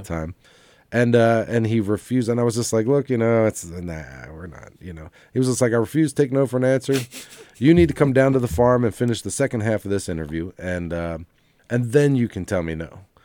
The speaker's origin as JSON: {"language": "English", "town": "Lancaster", "region": "Pennsylvania", "country": "United States", "tie": "born or raised there", "moved": "as an adult", "lives_now": "Southwest Virginia, United States", "said": "we're from Lancaster, Pennsylvania"}